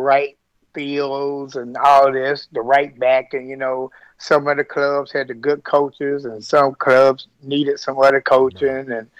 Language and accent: English; Tennessee, United States; now in Kentucky, United States; I'm actually from Tennessee.